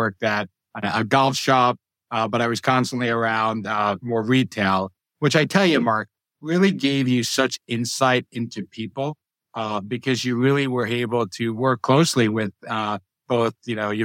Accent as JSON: {"language": "English", "town": "Boston", "region": "Massachusetts", "country": "United States", "tie": "born or raised there", "also_born_or_lived": "New York", "moved": "as an adult", "lives_now": "San Francisco Bay Area, United States", "said": "I grew up between New York and Massachusetts. I consider Boston home"}